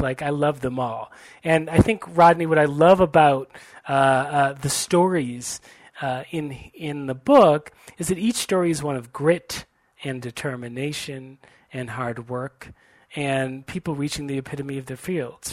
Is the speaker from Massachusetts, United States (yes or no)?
yes; Brookline, Massachusetts, United States; also born or lived in Boston; I was born in Boston and grew up in Brookline, Massachusetts